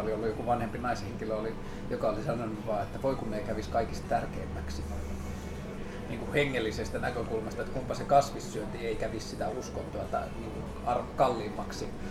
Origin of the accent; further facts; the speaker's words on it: Tornio, Lapland, Finland; Mä kasvoin Torniossa sen niin 90 koko 90-luvun